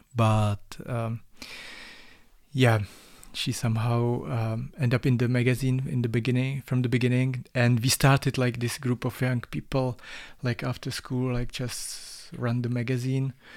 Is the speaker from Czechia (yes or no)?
yes; Czechia; English is a second language; moved away as an adult; also born or lived in Ústí nad Labem; now in Prague, Czech Republic; I'm from Czech Republic. Uh, I was born in Southwest, uh, of Bohemia, but I'm living in Prague for a while.